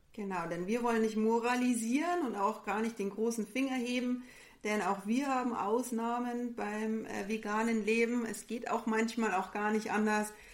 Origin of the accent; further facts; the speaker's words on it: Bavaria, Germany; wir sind auch aus Bayern. Man muss auch sagen, bei uns kommt vielleicht auch der ein oder andere Dialekt dann mal durch